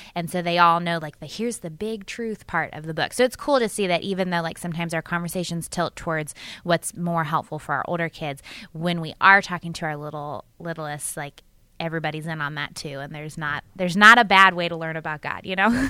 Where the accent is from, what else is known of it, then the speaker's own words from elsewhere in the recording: Annapolis, Baltimore areas, Maryland, United States; moved away as an adult; also born or lived in Chicago, Illinois / northern Wisconsin; I was born in Maryland, and that's where I grew up mostly